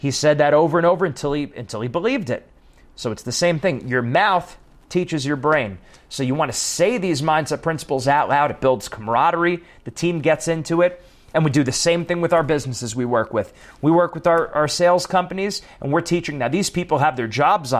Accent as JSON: {"language": "English", "region": "East Coast", "country": "United States", "moved": "yes", "said": "I'm from the East Coast, so I say things like walk, talk, coffee, chocolate"}